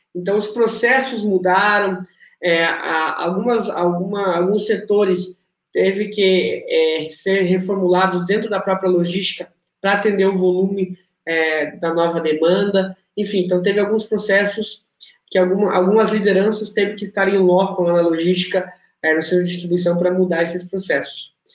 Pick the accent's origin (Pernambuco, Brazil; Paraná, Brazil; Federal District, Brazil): Paraná, Brazil; interior of; also born or lived in Rio Grande do Sul / São Paulo; now in Rio de Janeiro, Brazil; eu vim de uma cidade do interior do Paraná